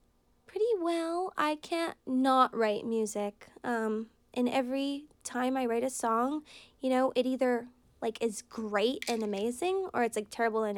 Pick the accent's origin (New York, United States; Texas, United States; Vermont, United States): Vermont, United States; Brattleboro; I grew up in Brattleboro, Vermont, which is artsy, eccentric type of town.